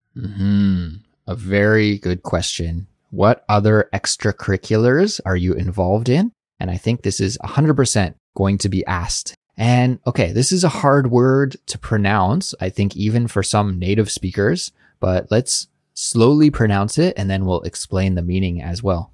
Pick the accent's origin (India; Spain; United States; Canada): Canada; accent: Canadian; My Canadian accent really comes out